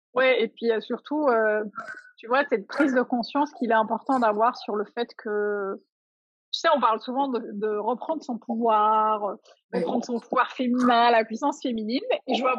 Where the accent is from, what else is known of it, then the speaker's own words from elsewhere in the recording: Algeria; la société dans laquelle j'ai grandi en Algérie